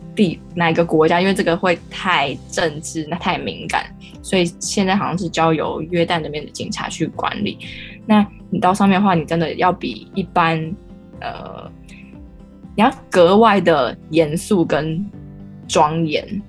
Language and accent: Chinese; Taiwan; 身为台湾人，我好像忘记了我们原本的文化是什么